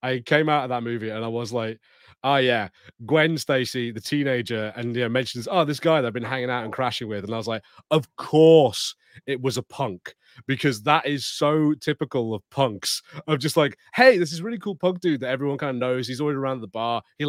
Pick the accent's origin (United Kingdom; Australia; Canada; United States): United Kingdom; as a British